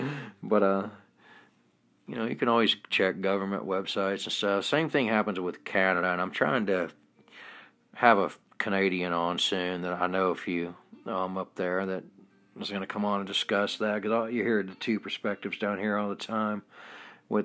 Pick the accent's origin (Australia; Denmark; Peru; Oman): Denmark; And for growing up in Denmark, I find the way we do it better.